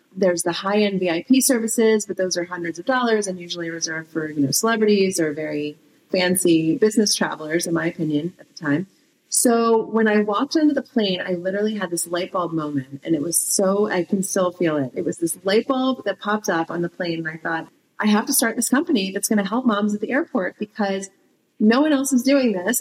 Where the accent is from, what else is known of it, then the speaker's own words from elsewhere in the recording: East Coast, United States; moved away as an adult; also born or lived in Southern California; I grew up on the East Coast, but I lived in Cal- moved to California when after I met my husband.